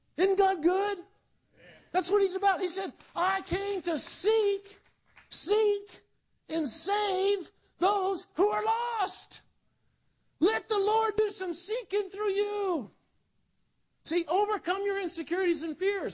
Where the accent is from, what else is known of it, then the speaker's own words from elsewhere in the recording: South Carolina, United States; also born or lived in Netherlands; I grew up in South Carolina born in Holland, but I grew up in the in the South.